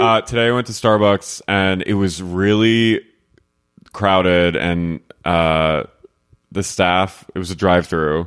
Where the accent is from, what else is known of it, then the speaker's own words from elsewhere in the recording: New Jersey, United States; moved away; I'm from New Jersey